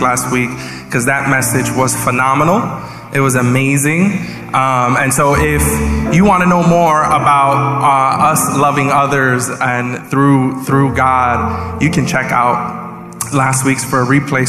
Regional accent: New York, United States; I'm such a New Yorker that I don't just talk with my hands, I think with them too

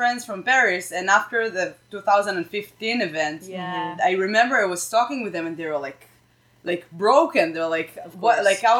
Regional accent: Israel; Why do you hate Israel? I'm from Israel.

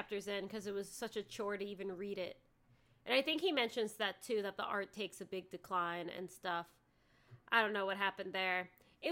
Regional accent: United States; I'm an American

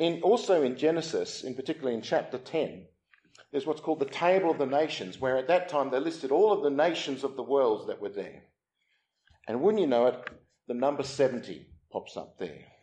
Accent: Australia; now in England; I'm from Australia, my wife's from South Africa

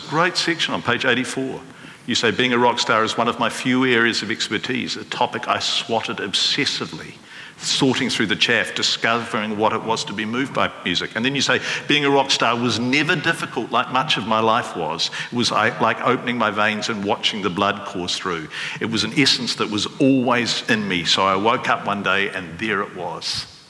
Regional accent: Wellington, New Zealand; growing up in Wellington

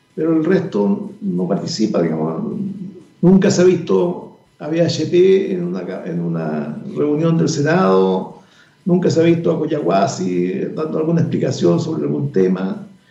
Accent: Chile

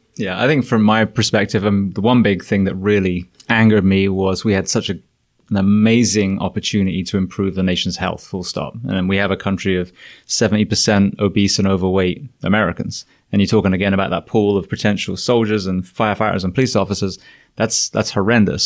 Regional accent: England, United Kingdom; moved away as an adult; also born or lived in California / Florida; now in United States; I'm an Englishman

